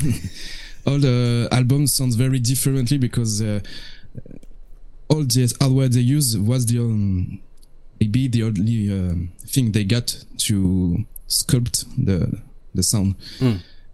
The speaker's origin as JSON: {"language": "English", "country": "France", "said": "from France, from the band …"}